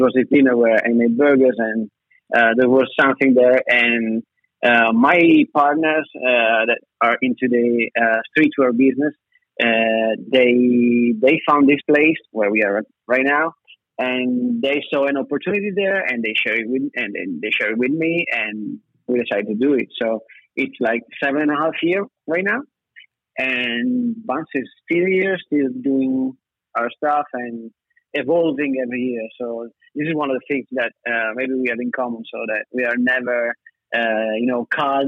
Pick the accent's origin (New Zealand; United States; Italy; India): Italy; Verona, Veneto; I'm 32, I'm from Verona.